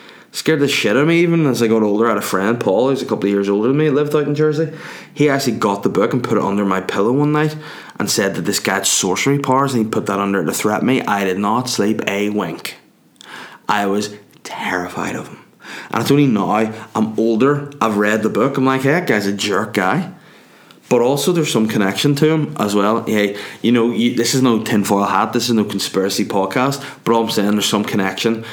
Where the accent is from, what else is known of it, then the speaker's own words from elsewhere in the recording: Northern Ireland, United Kingdom; I'm Northern Irish